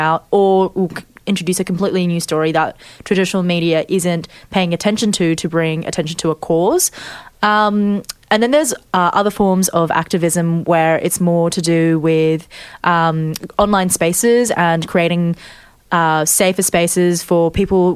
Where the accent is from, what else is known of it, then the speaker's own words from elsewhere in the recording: Australia; I identify as Chinese Australian